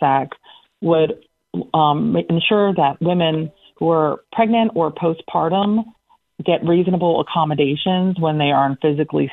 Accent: Central Pennsylvania, United States; moved away; I come from Central Pennsylvania.

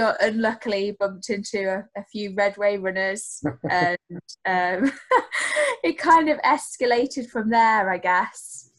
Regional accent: Sunderland, North East England, United Kingdom; I'm from the Northeast, I'm from Sunderland

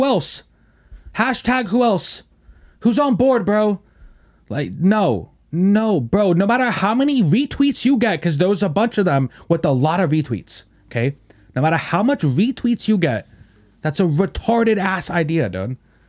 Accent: England, United Kingdom; I shouldn't have to tell you I'm from England.

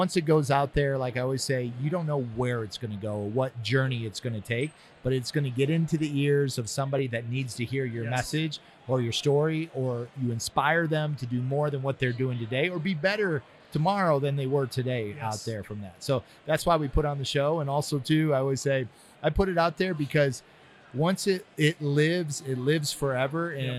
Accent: Ohio, United States; now in California, United States; I'm not from California, but I live out there. {S1} Yeah. {S0} I'm from Ohio.

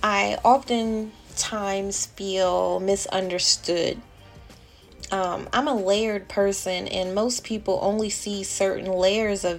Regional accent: Delaware, United States; my home state popped up, which was Delaware

